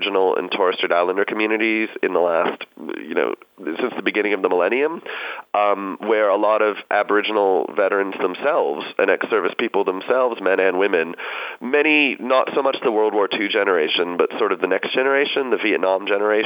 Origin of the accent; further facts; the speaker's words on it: United States; now in Australia; I grew up in the U.S.